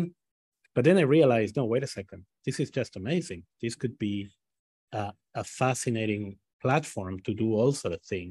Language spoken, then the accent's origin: English; Buenos Aires, Argentina; also born or lived in Israel; name the streets of Haifa before I could name the streets of Buenos Aires.